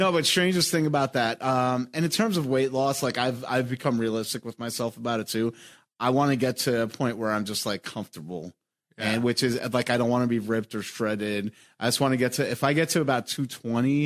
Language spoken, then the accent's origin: English; New York, United States; moved away as an adult; also born or lived in Philadelphia; now in Chicago, United States; I'm from New York, and like, growing up in New York, and New York's a walking city.